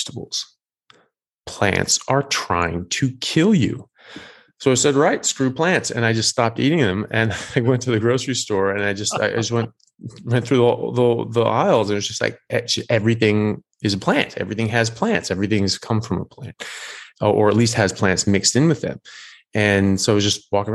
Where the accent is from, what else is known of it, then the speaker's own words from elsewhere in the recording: United States; moved away as an adult; also born or lived in Europe; now in Australia; I'm an American medical doctor, but I'm currently in Australia and previously lived in Europe as well